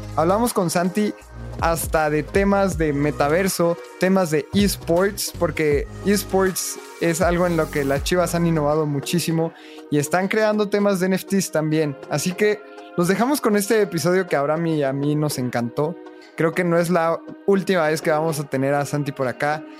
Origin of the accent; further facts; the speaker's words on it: Mexico; Abraham y yo somos muy, muy futboleros y somos mexicanos